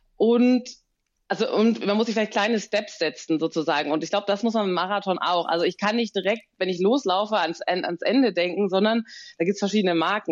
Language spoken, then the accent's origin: German; Bonn, North Rhine-Westphalia, Germany; ich bin ja eine gebürtige Bonnerin